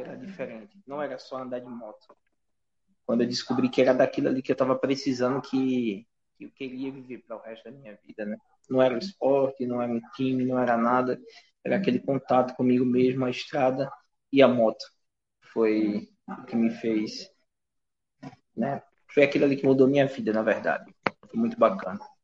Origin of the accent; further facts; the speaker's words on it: Alagoas, Brazil; para mim, como alagoano, me deixa muito orgulhoso